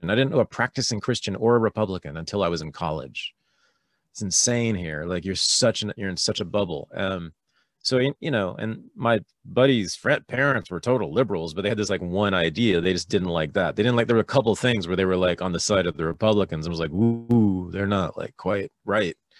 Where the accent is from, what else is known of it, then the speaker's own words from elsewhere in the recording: Berkeley, California, United States; I was born in Berkeley, California, in the San Francisco Bay Area in nineteen sixty-five